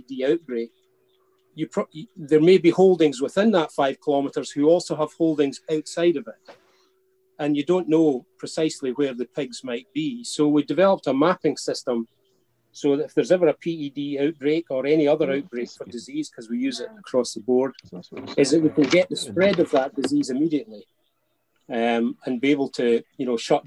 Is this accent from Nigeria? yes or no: no; Scotland, United Kingdom; accent: Scots; I hope my Scots accent rapid fire doesn't